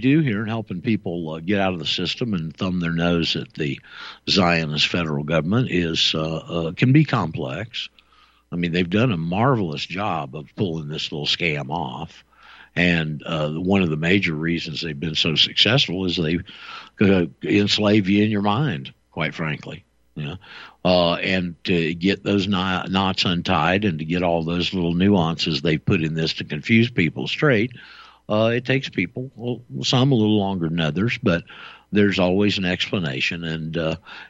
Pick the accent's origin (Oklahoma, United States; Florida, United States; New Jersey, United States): Florida, United States; Panama City; I'm a native-born Floridian. My parents were both native-born Floridians, and we're from just a bit west of you over there, Bay County and Panama City.